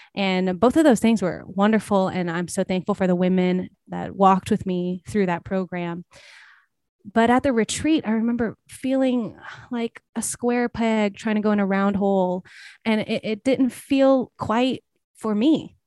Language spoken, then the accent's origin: English; South Louisiana, United States; moved away as an adult; now in Los Angeles, United States; I am from South Louisiana, but I was actually born in Los Angeles and I now live here. Um, so I came back to, to some degree, came back home, even though I was raised most of my life in Southern Louisiana.